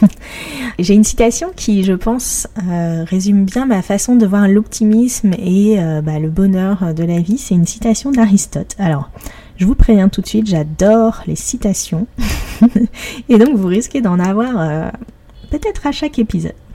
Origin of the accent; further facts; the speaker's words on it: Paris, Île-de-France, France; je suis parisienne